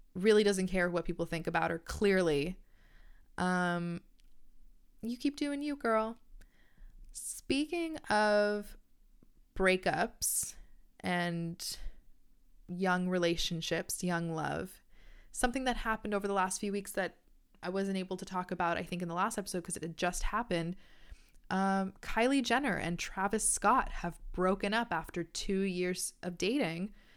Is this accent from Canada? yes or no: yes; Canada; I'm Canadian